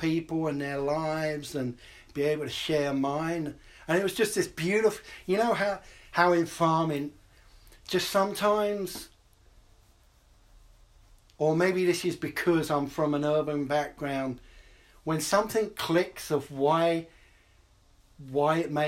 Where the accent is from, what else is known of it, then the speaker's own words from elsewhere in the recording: London, United Kingdom; also born or lived in New York City, United States; now in Portland, United States; I grew up in London